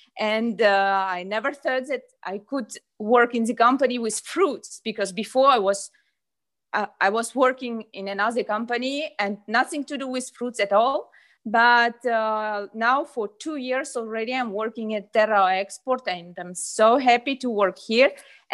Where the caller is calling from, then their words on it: Ukraine; So yeah, I'm coming from Ukraine, yeah.